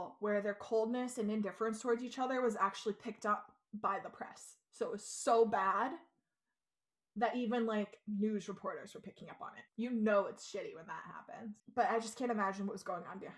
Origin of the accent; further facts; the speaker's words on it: United States; I'm obviously an American person in America who grew up and was born in America